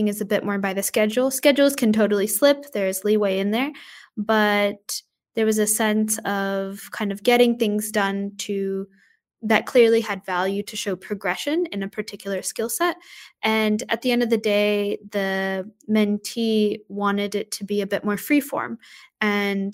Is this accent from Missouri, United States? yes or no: no; Texas, United States; moved away as an adult; now in Australia; I grew up in Texas